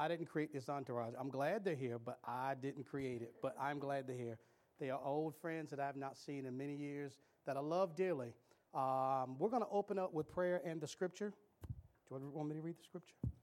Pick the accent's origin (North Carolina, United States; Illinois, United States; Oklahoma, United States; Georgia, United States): North Carolina, United States; Cary; I grew up in Cary